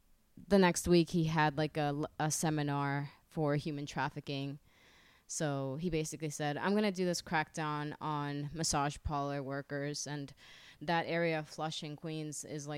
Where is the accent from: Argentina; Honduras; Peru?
Honduras